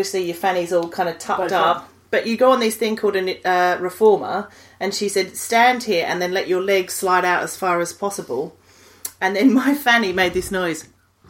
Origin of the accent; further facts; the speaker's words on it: Australia; moved away; as an Australian, like, my parents were quite vigilant about this